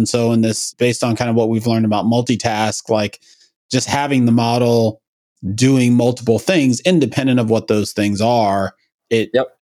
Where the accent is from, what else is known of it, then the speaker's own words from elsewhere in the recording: New York, United States; I'm from New York